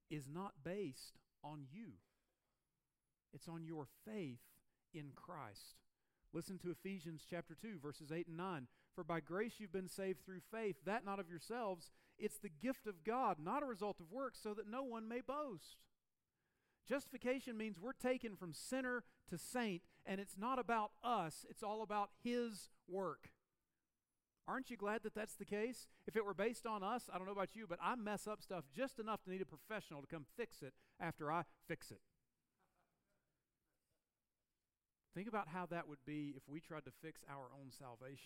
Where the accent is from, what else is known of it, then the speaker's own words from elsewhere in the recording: the South, United States; moved away; where I grew up in the South